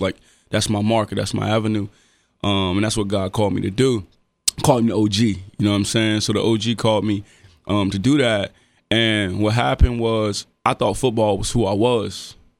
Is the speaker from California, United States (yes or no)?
no; Dayton, Ohio, United States; I'm from Dayton. Everybody know everybody for real